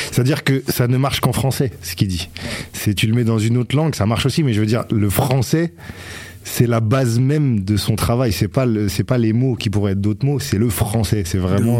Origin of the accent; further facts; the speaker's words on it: Grenoble, Auvergne-Rhône-Alpes, France; moved away as an adult; J'ai passé 20 ans, mes 20 premières années à, Grenoble.